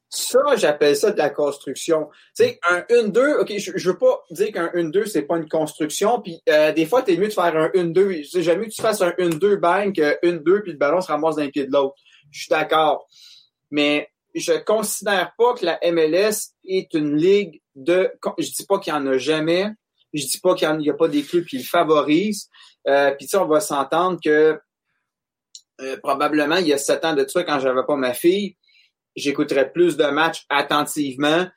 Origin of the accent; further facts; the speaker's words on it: Monteuil, Quebec, Canada; je viens de Monteuil